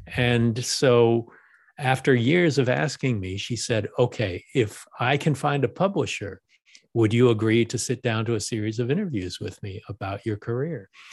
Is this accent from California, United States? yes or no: yes; Los Angeles, California, United States; I live in Los Angeles, I was born in Los Angeles